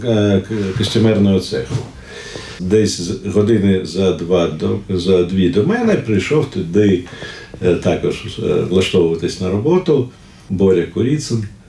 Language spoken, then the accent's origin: Ukrainian; Kyiv, Ukraine; Ukrainian is a second language; also born or lived in Leningrad (Saint Petersburg), Russia; Я у е, Ленінграді народився, і коли мені було 5 років. Е, ми приїхали до Києва